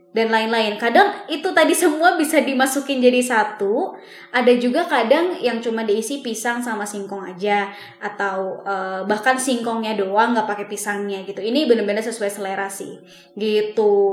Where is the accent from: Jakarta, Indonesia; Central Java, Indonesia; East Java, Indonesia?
Central Java, Indonesia; Bumiayu; Nah, kalau di Jawa Tengah ini kan kebetulan aku sendiri kan asalnya dari Jawa Tengah